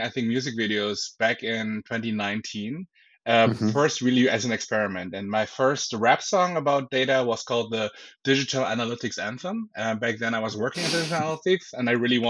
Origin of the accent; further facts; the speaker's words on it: Berlin, Germany; now in Bavaria, Germany; I'm originally from Berlin